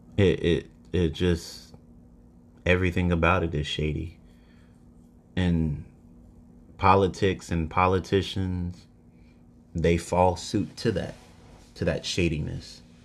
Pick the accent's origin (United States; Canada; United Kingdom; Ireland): United States; as an American person